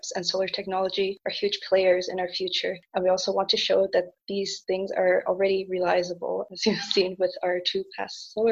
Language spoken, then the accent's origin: English; Canada; moved away as an adult; also born or lived in Germany; now in Aachen, Germany; I am originally from Canada. I moved to Germany to continue pursuing my passion for electrical engineering